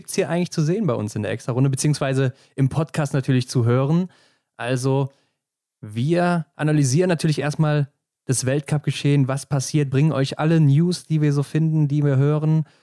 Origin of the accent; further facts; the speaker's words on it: Cologne, North Rhine-Westphalia, Germany; wir kommen aus dem Kölner Gebiet, so kann man sagen.